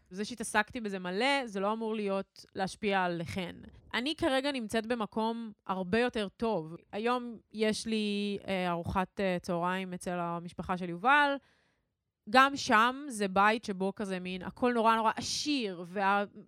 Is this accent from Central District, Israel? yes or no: yes; Ra'anana, Central District, Israel; גדלנו באותו, באותה עיר, למאזינים שלא יודעים זאת. שתינו מרעננה